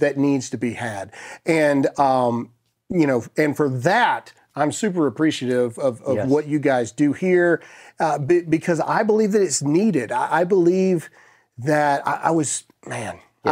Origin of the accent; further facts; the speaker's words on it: United States; I am a Christian before I'm an American